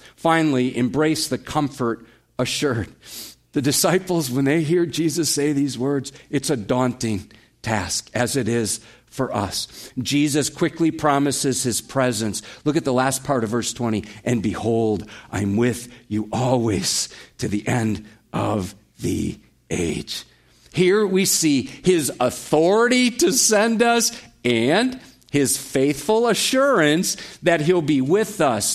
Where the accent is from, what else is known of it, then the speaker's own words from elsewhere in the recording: United States; we as American Christians